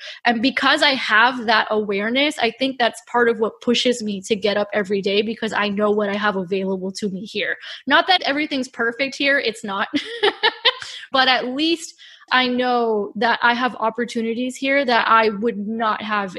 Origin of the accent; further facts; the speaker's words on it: Miami, Florida, United States; I grew up in Miami, which is a community of political refugees.